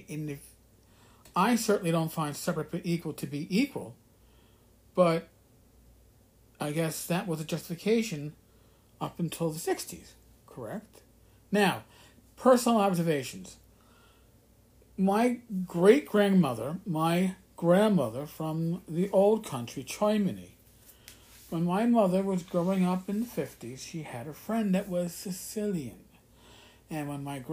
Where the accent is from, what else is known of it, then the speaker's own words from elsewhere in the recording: the North, Northern United States, United States; as a Northerner